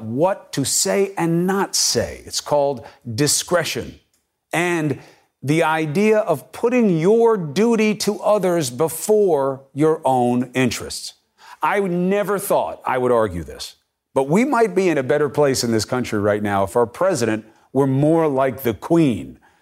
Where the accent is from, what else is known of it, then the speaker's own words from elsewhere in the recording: United States; I'm an American